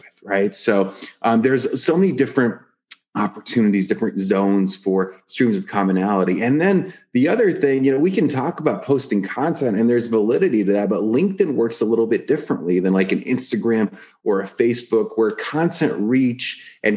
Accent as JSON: {"language": "English", "town": "Atlanta", "region": "Georgia", "country": "United States", "tie": "born or raised there", "said": "I grew up immigrant family and we spoke Russian and I grew up in Atlanta."}